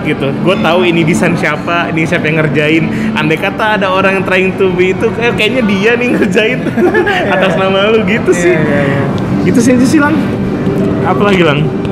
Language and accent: Indonesian; Pontianak, West Kalimantan, Indonesia; also born or lived in Bandung; now in Jakarta, Indonesia; kita orang Pontianak